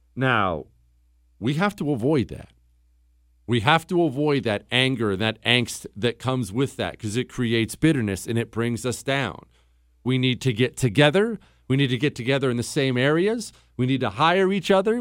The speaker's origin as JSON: {"language": "English", "region": "the Rockies", "country": "United States", "tie": "born or raised there", "said": "I grew up in the Rockies"}